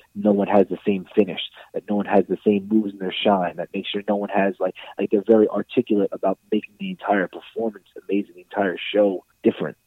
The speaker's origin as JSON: {"language": "English", "town": "Baldwin", "region": "New York", "country": "United States", "tie": "born or raised there", "said": "I grew up in Baldwin, New York. It's out in Long Island."}